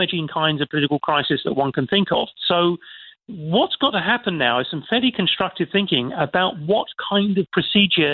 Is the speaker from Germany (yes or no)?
no; Ireland; As an Irishman